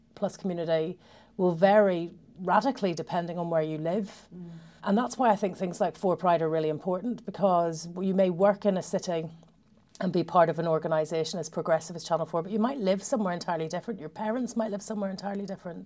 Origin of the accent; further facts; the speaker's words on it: Belfast, Northern Ireland, United Kingdom; growing up in Belfast